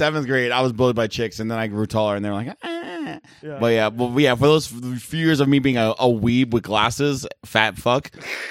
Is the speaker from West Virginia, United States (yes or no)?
no; New York, United States; I'm from New York